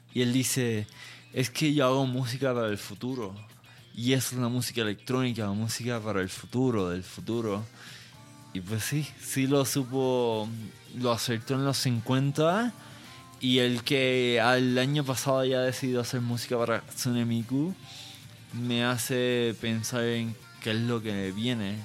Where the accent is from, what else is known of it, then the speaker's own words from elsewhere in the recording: Puerto Rico; now in Mexico; no soy mexicano, soy puertorriqueño